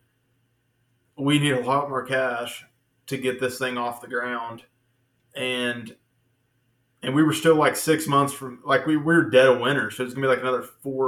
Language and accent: English; Little Rock, Arkansas, United States; also born or lived in Denver, Colorado; now in Greenbrier, United States; I'm not even from Greenbrier, from Little Rock